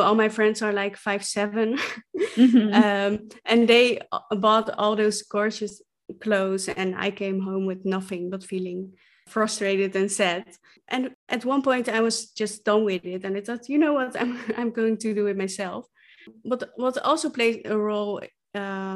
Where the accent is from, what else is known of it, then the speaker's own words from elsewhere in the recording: Netherlands; English is a second language; I'm from the Netherlands, as you can probably hear from my accent